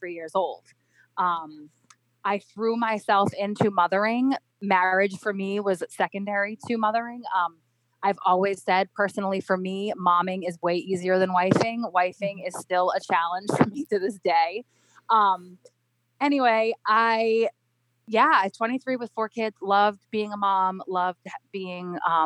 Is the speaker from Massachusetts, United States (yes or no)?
yes; Cape Cod, Massachusetts, United States; moved away as an adult; also born or lived in Rhode Island; We grew up on Cape Cod